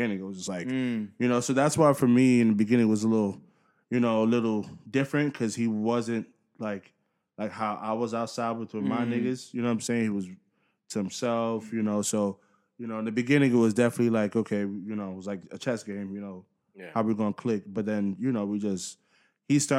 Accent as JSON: {"language": "English", "region": "New York", "country": "United States", "moved": "yes", "said": "I'm from New York, so you know the New York can come out sometimes when I'm talking"}